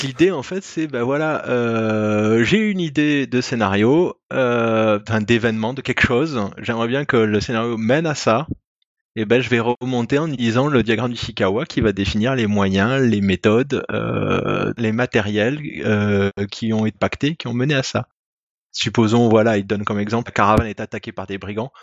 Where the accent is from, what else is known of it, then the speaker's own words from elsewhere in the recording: France; je suis français